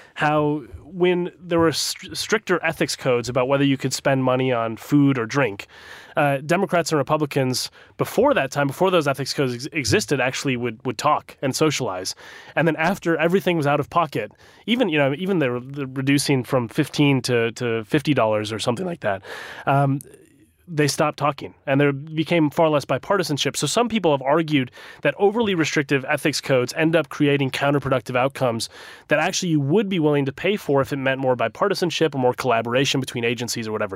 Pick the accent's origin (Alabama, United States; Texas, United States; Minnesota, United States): Minnesota, United States; my home state of Minnesota